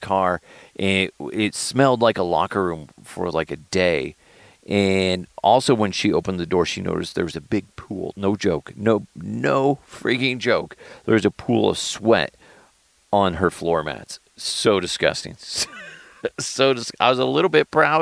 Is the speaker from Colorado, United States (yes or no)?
yes; Thornton, Colorado, United States; my hometown of Thornton, Colorado